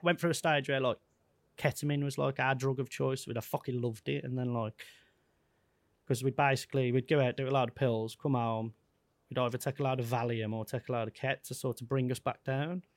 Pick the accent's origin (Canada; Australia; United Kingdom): United Kingdom; Wolverhampton, West Midlands; I'm a kid from Wolverhampton, who's touring the world